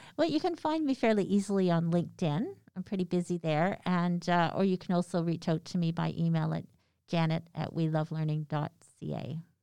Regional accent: Canada; we're Canadian

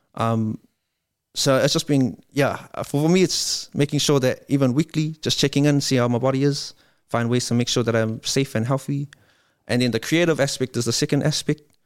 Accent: Wiri, Auckland, New Zealand; I come from Waimondi

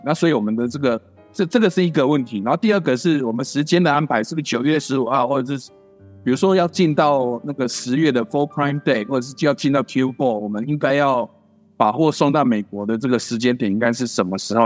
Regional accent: Taiwan; also born or lived in United States; 我们台湾这边很熟悉的这些鲜芋、鲜八方云集、八十五度 C顶茶、幸福堂这些卖真奶的

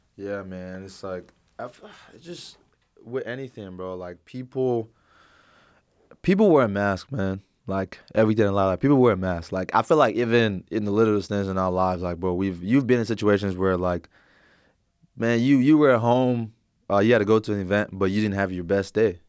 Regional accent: Plano, Texas, United States; I'm originally from the Plano area

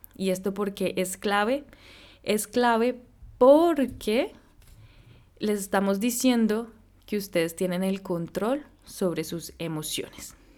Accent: Colombia; moved away; also born or lived in San Francisco; yo soy colombiana, pues nací allá

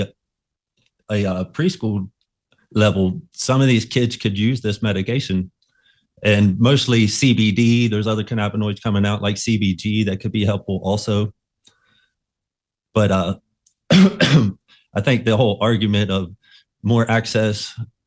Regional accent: West Virginia, United States; I'm from West Virginia

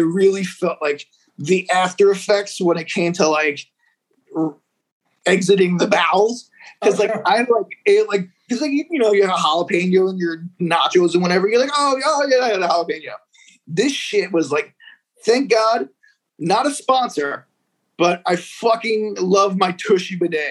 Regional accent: Hudson County, New Jersey, United States; I was born in Hudson County, New Jersey, which is like right across the river from Manhattan, which is like a lot of Dominicans, Cubans. So like my culture growing up is like Hispanic

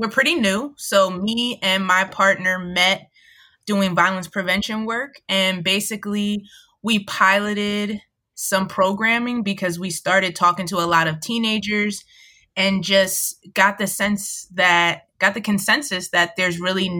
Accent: Montgomery County, outside Philadelphia, Pennsylvania, United States; now in Philadelphia, United States; I was raised outside of Philly in the suburbs in Montgomery County

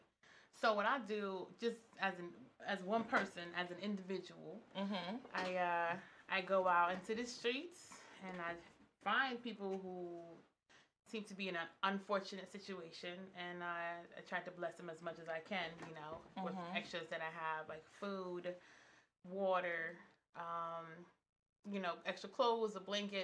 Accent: Connecticut, United States; I'm from Connecticut. I'm from the tri-state

